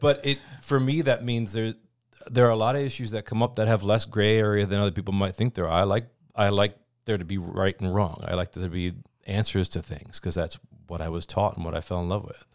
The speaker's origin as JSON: {"language": "English", "town": "Oshkosh", "region": "Wisconsin", "country": "United States", "tie": "born or raised there", "also_born_or_lived": "Eau Claire", "said": "born and raised in Oshkosh"}